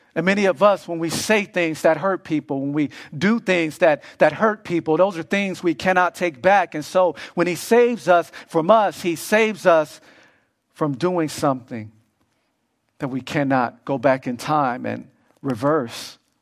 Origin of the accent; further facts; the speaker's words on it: Los Angeles, California, United States; I grew up in Los Angeles